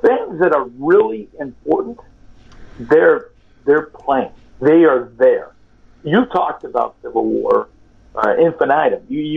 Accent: California, United States; I'm from California, and I'm Hispanic on top of it

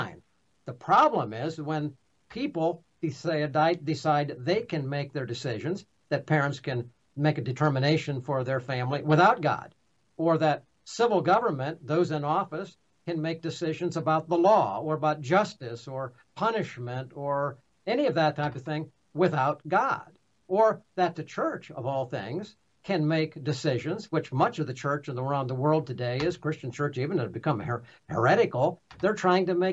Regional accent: Pennsylvania, United States; I'm from Pennsylvania

